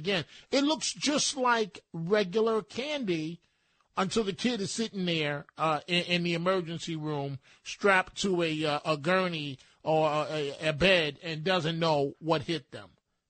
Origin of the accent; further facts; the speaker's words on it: New York City, New York, United States; when I was growing up in the Bronx